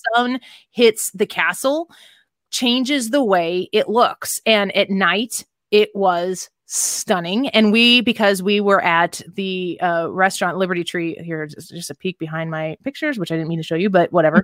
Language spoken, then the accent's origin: English; Midwest, United States; now in St. Louis, United States; we're from the Midwest